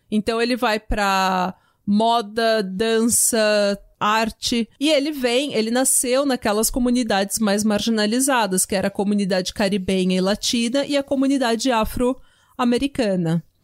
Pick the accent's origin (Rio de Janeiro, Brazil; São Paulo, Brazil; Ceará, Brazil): São Paulo, Brazil; accent: paulistana / São Paulo accent; also born or lived in Vila São José; Eu e a Renata sou igual duas paulistanas